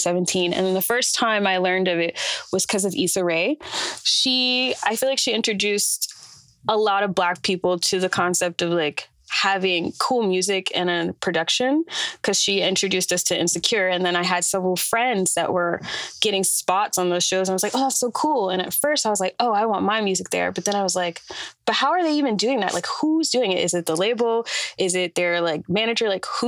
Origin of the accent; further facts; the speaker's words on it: Atlanta, Georgia, United States; moved away as an adult; now in New York, United States; I am an artist from Atlanta, Georgia. And I moved here from there in 2020